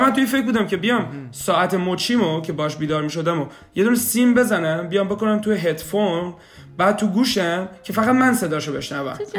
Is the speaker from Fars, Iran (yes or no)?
yes; Shiraz, Fars, Iran; moved away as an adult; now in Kitchener-Waterloo, Canada; 32 سالم سال 67 به دنیا اومدم اهل شیراز هستم